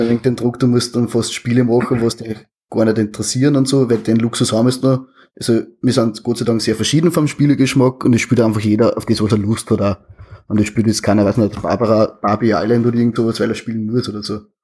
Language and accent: German; Austria; accent: Austrian dialect